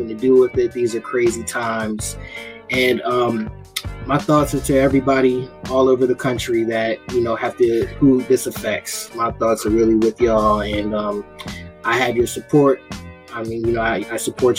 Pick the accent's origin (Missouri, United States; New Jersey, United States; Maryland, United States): Maryland, United States; Baltimore; my hometown of Baltimore